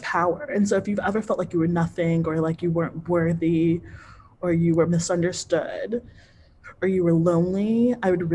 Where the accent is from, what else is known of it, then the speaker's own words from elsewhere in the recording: United States; I grew up in the United States.